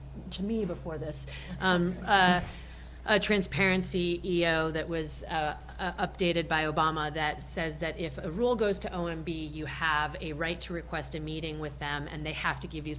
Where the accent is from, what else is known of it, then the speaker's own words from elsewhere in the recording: Argentina; now in United States; I'm also from Argentina